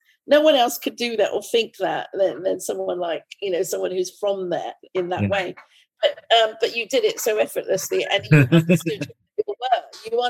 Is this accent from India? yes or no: yes; India; and as an Indian, I thought, oh, it's won a Booker Prize. Should I tell that story?